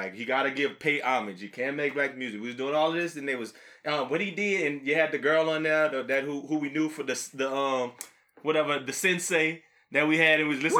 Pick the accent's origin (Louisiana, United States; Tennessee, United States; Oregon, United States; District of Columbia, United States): Louisiana, United States; I'm from Louisiana. I'm from there.